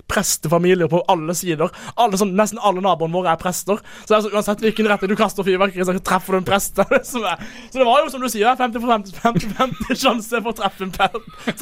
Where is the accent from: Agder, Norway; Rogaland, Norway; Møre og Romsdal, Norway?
Agder, Norway; Kristiansand; moved away as an adult; now in Bergen, Norway; jeg har vært hjemme i Kristiansand.